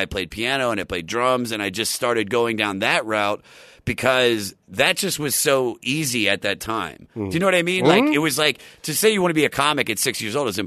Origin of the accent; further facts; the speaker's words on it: Maryland, United States; now in Los Angeles, United States; I'm from Maryland. I grew up in like a musical household